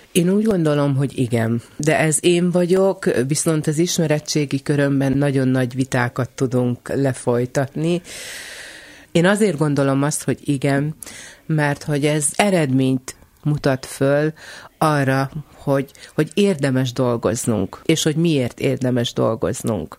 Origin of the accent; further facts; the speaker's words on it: Kisterenye, Nógrád, Hungary; also born or lived in Salgótarján; Én kis terenyén nőttem föl